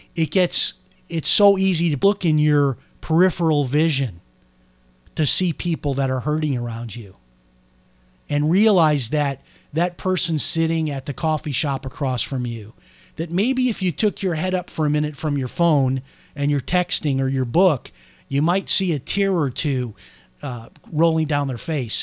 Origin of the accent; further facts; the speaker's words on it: Chicago, Illinois, United States; I'm from Chicago.